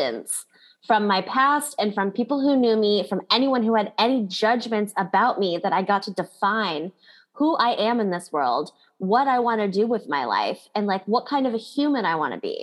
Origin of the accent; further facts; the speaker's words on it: Kailua, Hawaii, United States; So I grew up in Hawaii, which is an awesome place to grow up